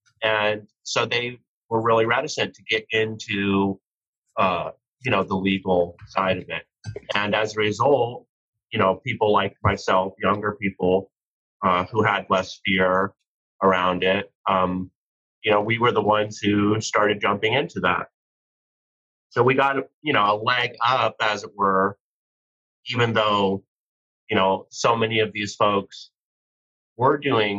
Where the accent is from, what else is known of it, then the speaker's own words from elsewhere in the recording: Rocky Mountains, Canada; moved away as an adult; now in United States; background-wise, I was born in Canada. I spent most of my life growing up in Rocky Mountains on cattle ranches, and I got real tired of cold weather and isolated places, and so I moved out to the West Coast when I was 18